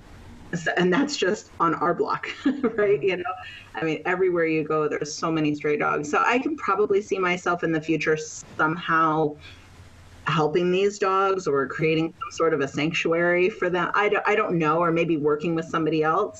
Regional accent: Maryland, United States; now in Panama; I'm from Maryland in the United States. Currently, I'm living in Panama

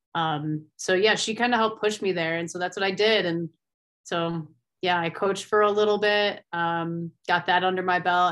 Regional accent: Finger Lakes region, New York, United States; moved away as an adult; now in Colorado, United States; I grew up in the Finger Lake region

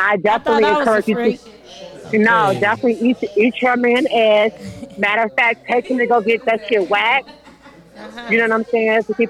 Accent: Chicago, Illinois, United States; I'm a trans woman from Chicago.

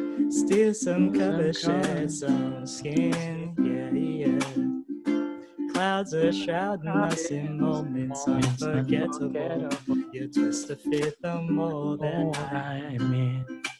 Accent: Philippines; Yeah, of course. I'm Filipino.

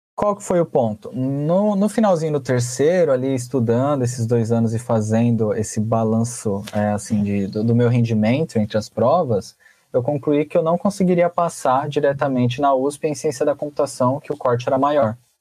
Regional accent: Francisco Morato, São Paulo, Brazil; eu vim do Levorinho, uma excelente escola também

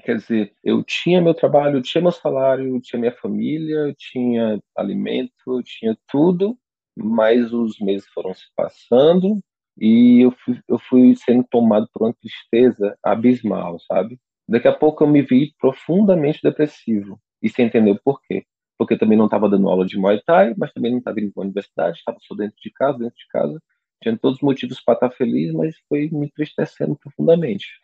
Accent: Teresina, Piauí, Brazil; now in São Paulo, Brazil; eu sou natural de Teresina, no Piauí

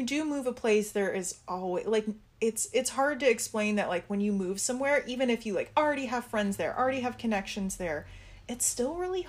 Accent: Colorado, United States; also born or lived in Portland; now in Los Angeles, United States; I'm from Colorado, which is a very sunny state.

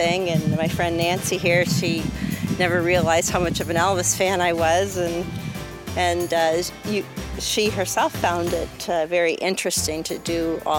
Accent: Windsor, Ontario, Canada; from Windsor, Ontario, Canada

